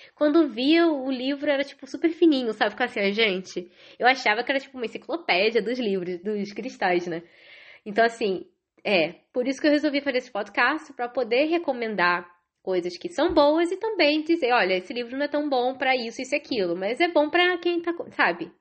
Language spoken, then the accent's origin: Portuguese; Rio de Janeiro, Brazil; moved away as an adult; now in Ireland; moro na Irlanda desde 2010, é, sou carioca